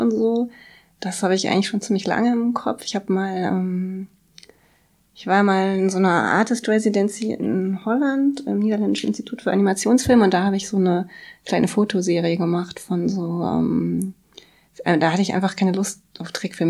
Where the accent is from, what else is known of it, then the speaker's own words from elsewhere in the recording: Bremen, Germany; moved away as an adult; also born or lived in Berlin / Kassel; ich komme aus Bremen